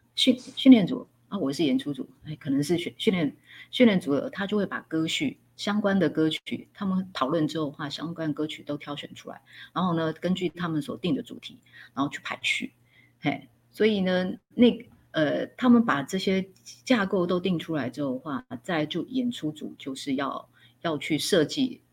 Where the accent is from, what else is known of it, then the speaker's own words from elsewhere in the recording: Hsinchu, Taiwan; moved away as an adult; also born or lived in Taipei / Changhua / Tainan; 新竹，我的家乡的话，当时是没有缺的